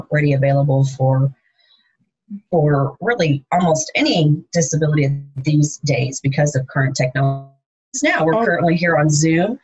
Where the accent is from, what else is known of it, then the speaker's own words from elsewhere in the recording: Indiana, United States; now in California, United States; coming from a smaller town in Indiana, and now I live out here in California